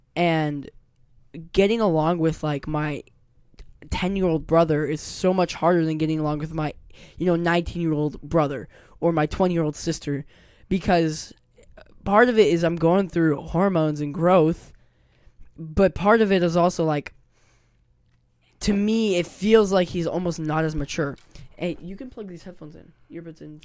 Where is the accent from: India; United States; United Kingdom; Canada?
United States; Puyallup, Washington; born or raised there; also born or lived in Lakewood, Washington